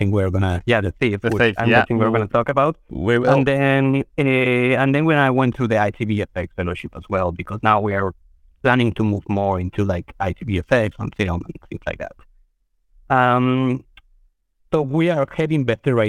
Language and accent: English; Mexico City, Mexico; moved away as an adult; now in New York, United States; I'm born and raised in Mexico City. I've been living in New York for about 15 years or so